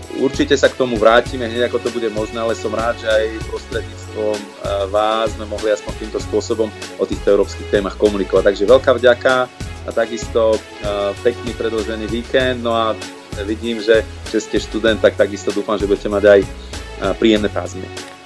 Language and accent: Slovak; Slovakia; moved away as an adult; now in Brussels, Belgium; doma, doma na Slovensku